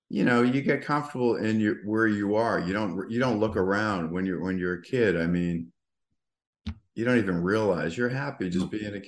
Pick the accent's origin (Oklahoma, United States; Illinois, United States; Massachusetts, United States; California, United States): Massachusetts, United States; Boston; I'm from Boston